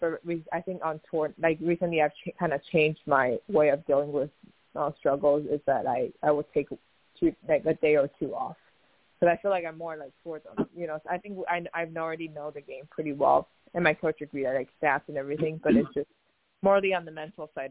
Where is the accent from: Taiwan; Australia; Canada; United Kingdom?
Taiwan; moved away as an adult; also born or lived in Oregon, United States; born and raised in Taiwan, and um, till I was 18 years old, I came to the University of Oregon